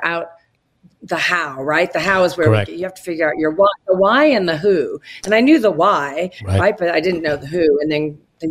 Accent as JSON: {"language": "English", "town": "Boulder", "region": "Colorado", "country": "United States", "said": "I'm from Boulder, Colorado."}